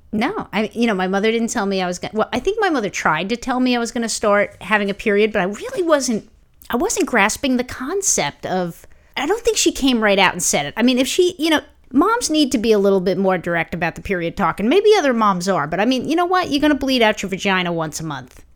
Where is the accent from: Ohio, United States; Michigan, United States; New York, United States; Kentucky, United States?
New York, United States; New York City; growing up in Brooklyn, I didn't need a car